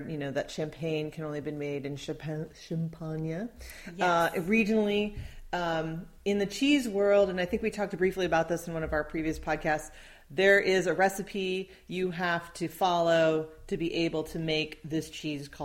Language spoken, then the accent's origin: English; Midwest, United States; I grew up in the Midwest.